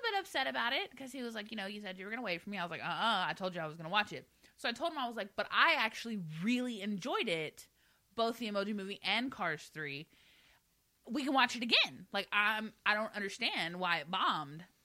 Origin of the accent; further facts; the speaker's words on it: Galveston, Texas, United States; Galveston in it, which is my hometown.